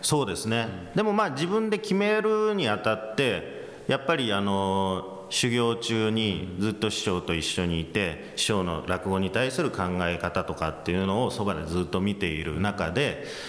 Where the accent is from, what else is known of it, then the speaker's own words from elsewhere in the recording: United States; moved away; アメリカで育ったっていうのもあの期間も長かったですから